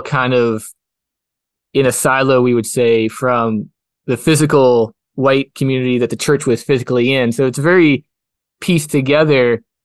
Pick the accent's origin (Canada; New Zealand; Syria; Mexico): Canada; Kelowna, British Columbia; I grew up in Rutland, which is part of Kelowna